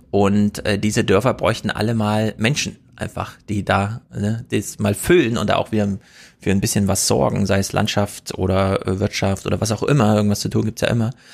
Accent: the East, eastern Germany, Germany; moved away; Ich komme aus dem Osten und bin da auch manchmal, aber ich lebe da nicht

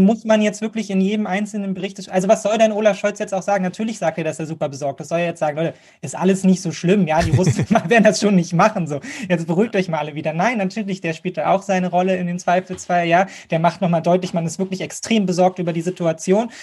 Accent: Germany; Und für uns als Deutsche

